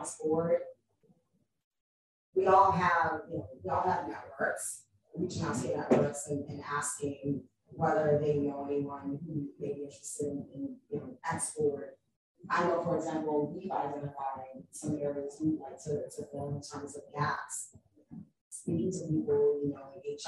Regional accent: Boston, Massachusetts, United States; I don't live there now, but I grew up in Dorchester

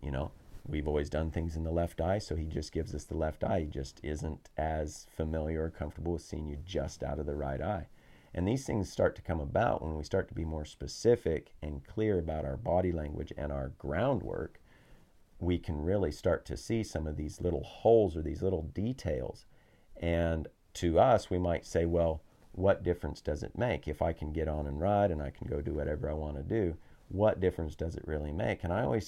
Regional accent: Colorado, United States; now in New Zealand; we spent a few months back near my hometown in Colorado

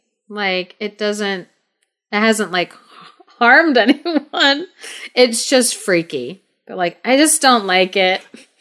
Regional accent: Thailand; So for the listeners, I grew up in Thailand. I lived there for 12 years while I was a kid growing up.

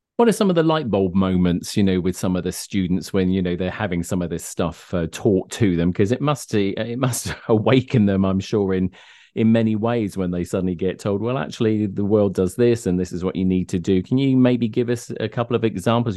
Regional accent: United Kingdom; now in Connecticut, United States; I come from the United Kingdom

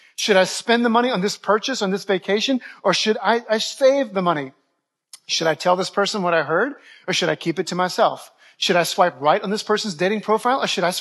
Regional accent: New Orleans, Louisiana, United States; moved away as an adult; also born or lived in Dallas-Fort Worth, Texas; I'm from New Orleans originally, but I went to Bible college in the Dallas-Fort Worth area

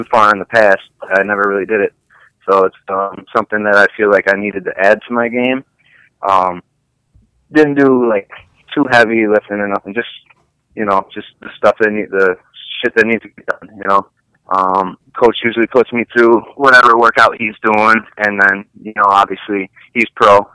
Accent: Batavia, New York, United States; also born or lived in Bergen, New York; I'm from Batavia originally, so it's kind of like my hometown

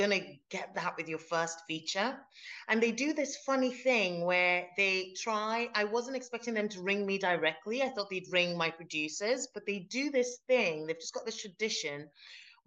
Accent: London, United Kingdom; moved away as an adult; now in Glasgow, United Kingdom; I've lived in Glasgow for like 13 years now, but I grew up in London

